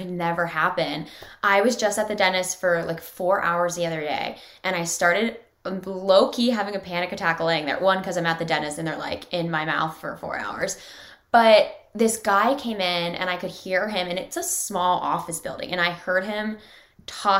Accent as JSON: {"language": "English", "town": "Pittsburgh", "region": "Pennsylvania", "country": "United States", "moved": "yes", "lives_now": "Los Angeles, United States", "said": "I'm from right around there. I'm from Pittsburgh originally."}